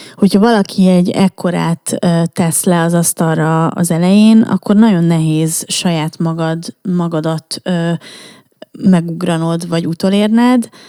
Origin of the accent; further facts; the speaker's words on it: Budapest, Hungary; budai lány, tehát, hogy érted, én aztán tényleg, ne, nekem minden a Moszkva térről indult